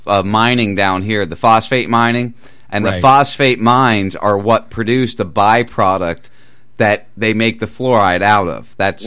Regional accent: New Jersey, United States; now in Boca Grande, United States; I grew up in South Jersey.

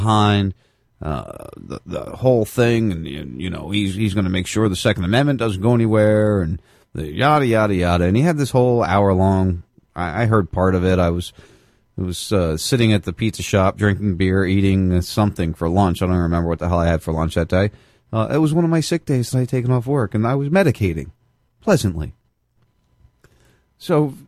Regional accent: near Atlantic City, New Jersey, United States; I grew up in Atlantic City

